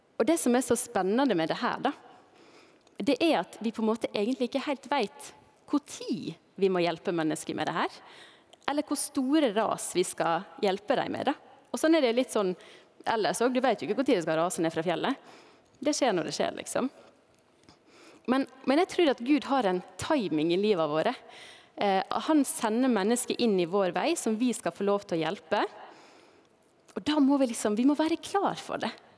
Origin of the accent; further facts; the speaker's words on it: Balestrand, Vestland, Norway; also born or lived in Førde; now in Knarvik, Norway; heimbygda mi, der jeg eh, ble født, eller ble født i Førde, da, men der jeg vokste opp, det er Balestrand i Sogn og Fjordane